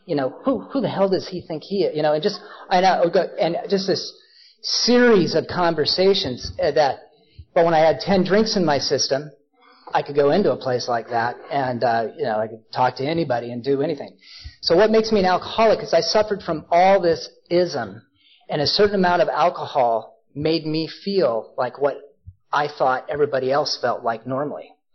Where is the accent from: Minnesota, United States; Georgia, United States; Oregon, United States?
Oregon, United States; Portland; also born or lived in Ashland, Oregon; I grew up in Portland, but I was down in Ashland